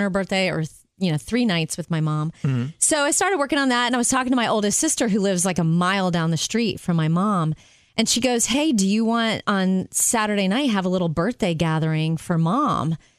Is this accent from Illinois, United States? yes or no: no; Jupiter, Florida, United States; moved away; I fly home to my hometown in Jupiter, Florida